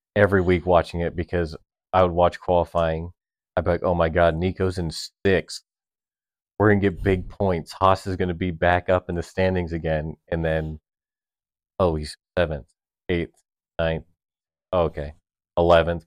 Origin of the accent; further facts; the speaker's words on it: United States; as an American fan that loves American teams